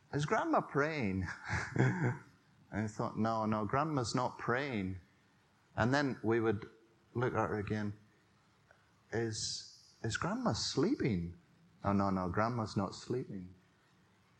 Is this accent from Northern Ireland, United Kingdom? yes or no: yes; Drones Road, on the Ballycastle line, Northern Ireland, United Kingdom; I grew up in the Drones Road, if you know where that is. It used to be called the Ballycastle Line on the way to Armagh Ballycastle.